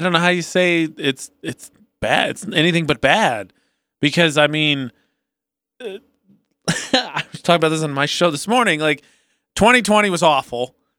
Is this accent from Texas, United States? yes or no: no; Indiana, United States; now in Utah, United States; I'm from Indiana